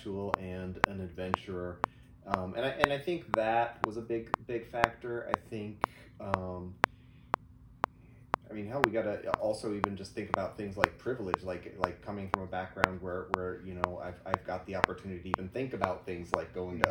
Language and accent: English; Madrid, Iowa, United States; moved away as an adult; also born or lived in Paraguay / Lillehammer, Norway / San Francisco; I grew up in Iowa, central Iowa. I graduated from a small high school in Madrid, Iowa